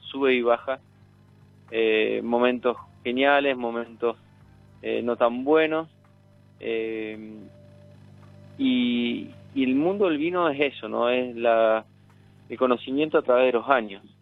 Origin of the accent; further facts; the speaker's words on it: Cafayate, Salta, Argentina; crecí, me crié en Echar, me crié en Cafayate